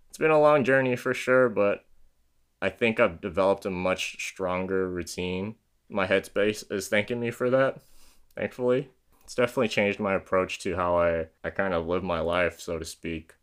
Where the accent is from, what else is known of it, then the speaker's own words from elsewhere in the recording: San Diego, California, United States; born and raised in San Diego, California, is where I'm currently living